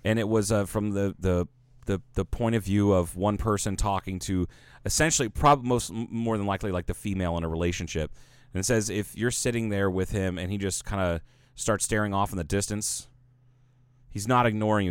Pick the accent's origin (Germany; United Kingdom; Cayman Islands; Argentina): Cayman Islands; now in Kingman, United States; I'm from Cayman.